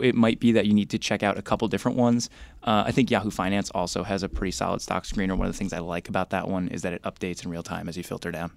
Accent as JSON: {"language": "English", "area": "Bergen County", "region": "New Jersey", "country": "United States", "tie": "born or raised there", "said": "I grew up in Bergen County, New Jersey"}